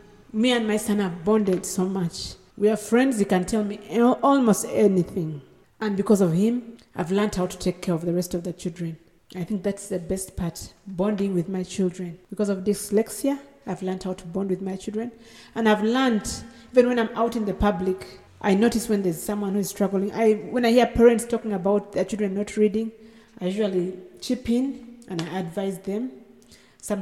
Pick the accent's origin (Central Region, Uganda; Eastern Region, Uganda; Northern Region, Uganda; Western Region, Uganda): Northern Region, Uganda; Gulu; I come from Gulu. I live in Gulu.